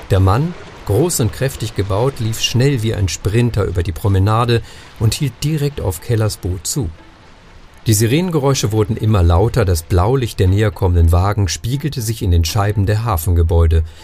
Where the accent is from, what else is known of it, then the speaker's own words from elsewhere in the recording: Northern Germany, Germany; Ich ja. bin ja ursprünglich Norddeutscher, insofern, ich habe da viel mit, mit Torf zu tun gehabt, inklusive Torfleichen